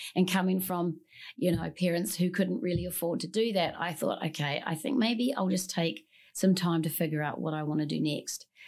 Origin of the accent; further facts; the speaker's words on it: New Zealand; moved away; I'm originally from New Zealand, born and, born and raised